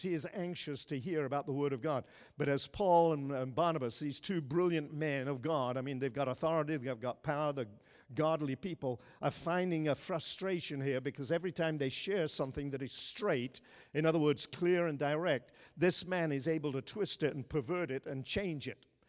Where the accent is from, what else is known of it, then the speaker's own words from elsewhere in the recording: Ireland; moved away; I grew up in Ireland